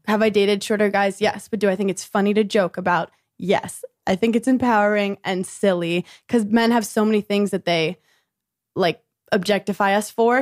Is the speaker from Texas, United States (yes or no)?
no; New York City, New York, United States; born in Brooklyn, New York